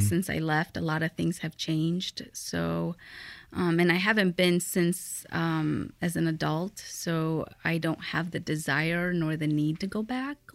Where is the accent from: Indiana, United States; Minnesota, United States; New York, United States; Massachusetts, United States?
Indiana, United States; Fort Wayne; born or raised there; English is a second language; also born or lived in Aguascalientes, Mexico